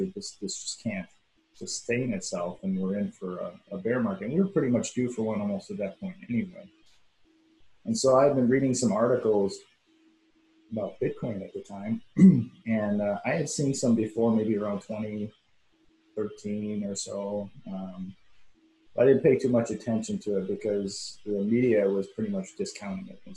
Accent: Madison, Wisconsin, United States; moved away as an adult; I actually got assigned back in my hometown of Madison, Wisconsin

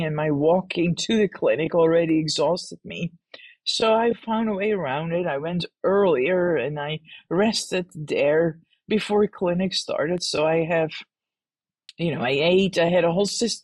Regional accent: Netherlands; moved away; I grew up in the Netherlands

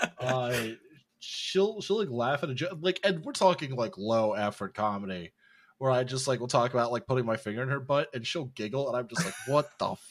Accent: York, Pennsylvania, United States; I grew up in a town called York, Pennsylvania

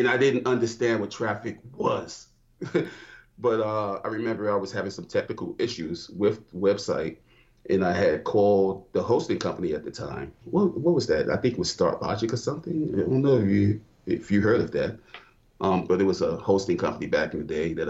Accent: New York, United States; now in Georgia, United States; Originally from New York, I've been in Georgia since 2006

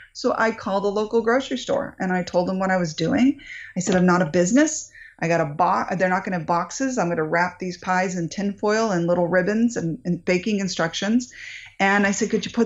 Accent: New England, United States; now in Northern California, United States; I grew up in New England

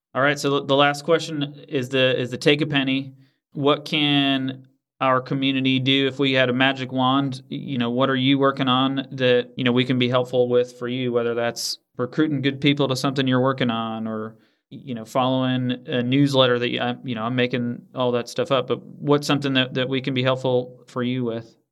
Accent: Northeast, United States; moved away; I grew up in the Northeast

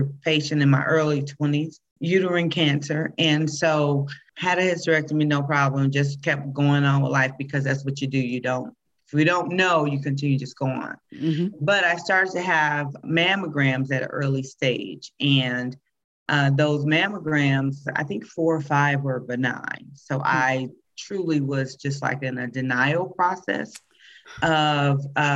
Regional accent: Midwest, United States; moved away as an adult; now in Colorado, United States; I grew up in the Midwest

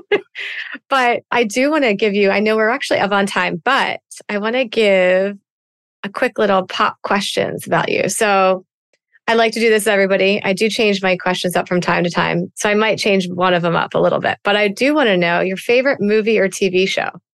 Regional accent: East Coast, United States; I'm a girl from the East Coast that likes to talk

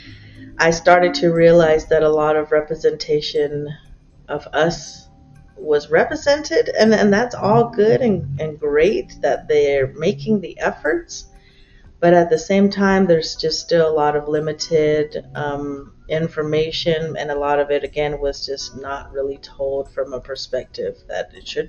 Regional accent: Tohono O'odham Nation, Arizona, United States; as a kid growing up on the Thonautum Nation, I grew up in two villages, one called Gatka, which is where my mother is from, and one called Okchin, which is where my father is from

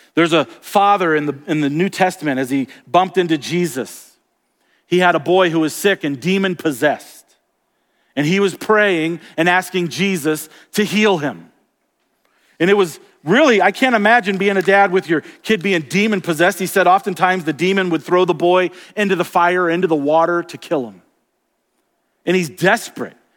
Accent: Florida, United States; also born or lived in Colorado; now in Montana, United States; I grew up in Florida where it's very, very flat.

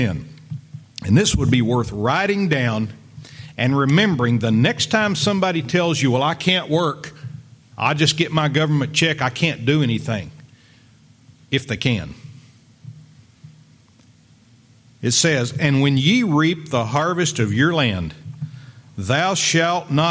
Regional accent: Lubbock, Texas, United States; I grew up in West Texas out there in Lubbock

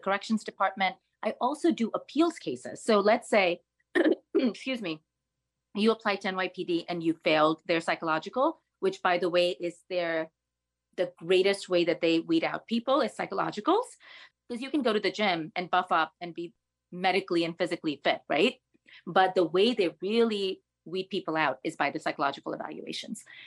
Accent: New York City, New York, United States; being a New Yorker

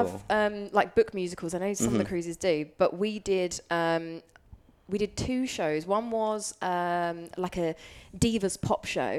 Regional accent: Essex, East of England, United Kingdom; I'm from Essex.

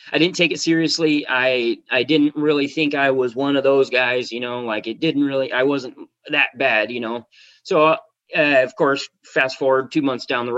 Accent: Spokane, Washington, United States; moved away as an adult; now in San Diego, United States; I was working as an auto mechanic in Spokane, Washington, which is my hometown.

